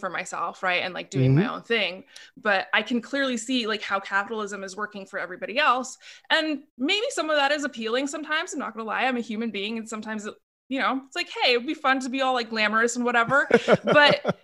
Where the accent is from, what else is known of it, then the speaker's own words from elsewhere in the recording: Portland, Oregon, United States; as a child growing up in Portland, Oregon, which is where I live now